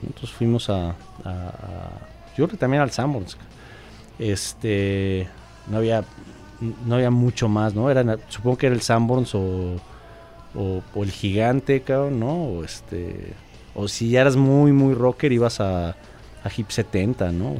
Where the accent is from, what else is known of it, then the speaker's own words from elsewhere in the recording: Mexico City, Mexico; also born or lived in California, United States; soy de la Ciudad de México